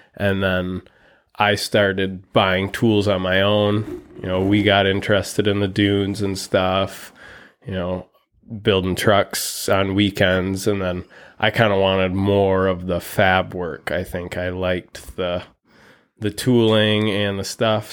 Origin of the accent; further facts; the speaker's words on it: Muskegon, Michigan, United States; also born or lived in Fremont, Michigan; was born and raised in West Michigan, Muskegon mostly